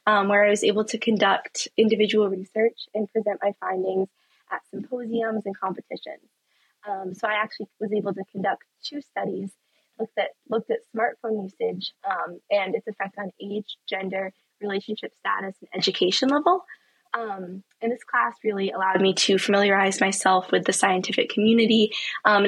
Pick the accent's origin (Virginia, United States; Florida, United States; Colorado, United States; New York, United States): New York, United States; Saratoga Springs; moved away as an adult; now in Durham, United States; I grew up in a small town in upstate New York called Saratoga Springs, just north of Albany.